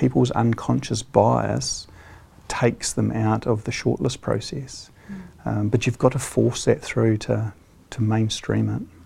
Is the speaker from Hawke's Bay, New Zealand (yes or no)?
yes; Hawke's Bay, New Zealand; I grew up in Hawke's Bay